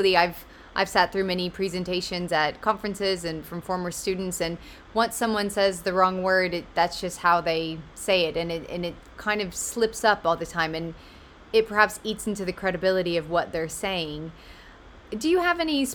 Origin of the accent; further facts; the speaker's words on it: United States; now in London, United Kingdom; As an American in London